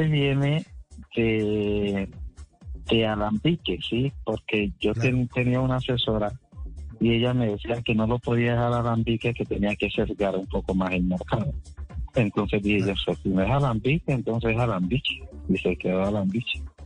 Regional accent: Colombian Pacific, Colombia; now in Condoto, Colombia; nosotros los, los afros, acá en el Andén Pacífico colombiano

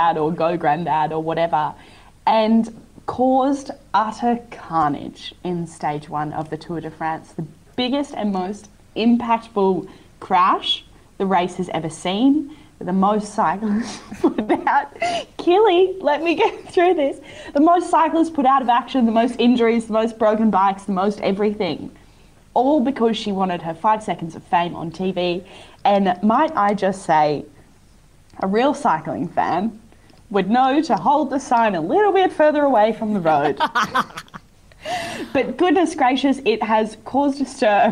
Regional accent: Queensland, Australia; as a Queenslander

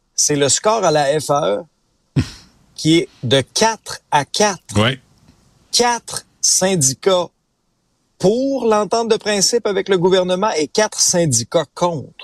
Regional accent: Abitibi, Quebec, Canada; moved away; moi j'ai grandi en Abitibi.

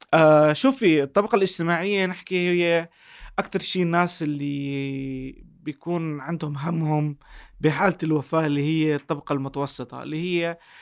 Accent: Jordan; عندنا بالاردن

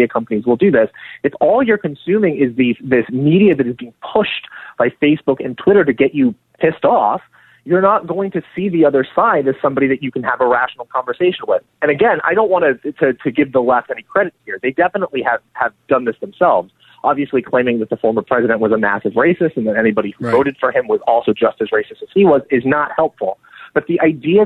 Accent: Portland, Oregon, United States; I'm from Portland, Oregon

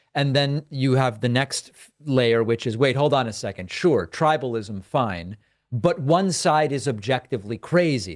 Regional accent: Argentina; now in United States; I'm from Argentina

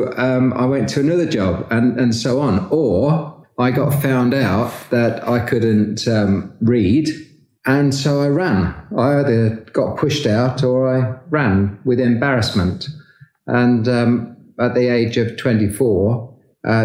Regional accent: Peterborough, East of England, United Kingdom; I grew up in Peterborough

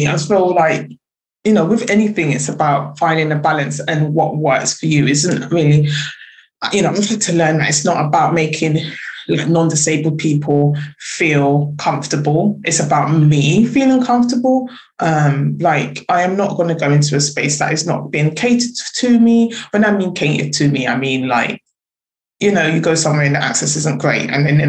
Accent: Jamaica; especially like being Jamaican, it was this that I was already skinny anyway.

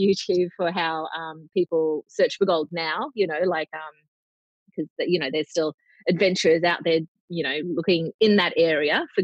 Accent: Brisbane, Queensland, Australia; also born or lived in Cairns; being a Queenslander, being from Brisbane, but I've also lived in Cairns

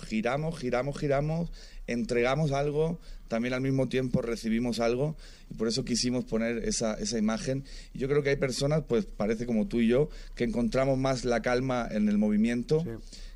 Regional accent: Region of Murcia, Spain; now in Madrid, Spain; Yo soy de, de Murcia, una provincia pequeña

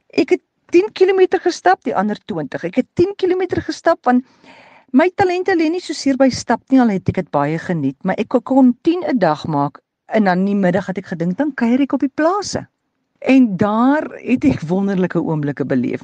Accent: South Africa; ons as Suid-Afrikaners

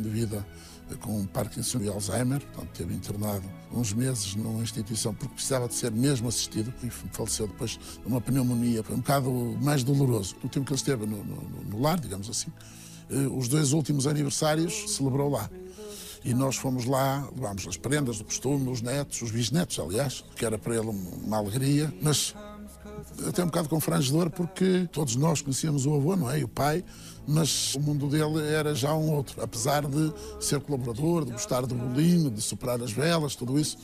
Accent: Vila Nova de Anha, Norte, Portugal; A minha terra faz-me ser feliz, desde logo porque tenho lá todas as minhas raízes. Moro em frente à escola primária onde eu andei

